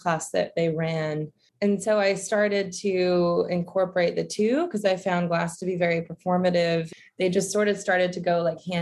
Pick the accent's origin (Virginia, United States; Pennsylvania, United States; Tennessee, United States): Virginia, United States; Roanoke; also born or lived in Savannah, Georgia; I grew up in Roanoke, Virginia